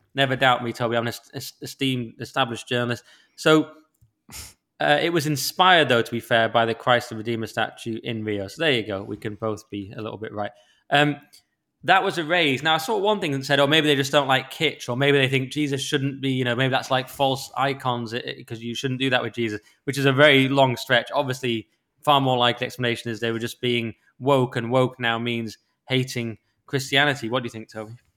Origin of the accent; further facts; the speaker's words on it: Cumbria, North West England, United Kingdom; I grew up amongst sheep in Cumbria in the lake.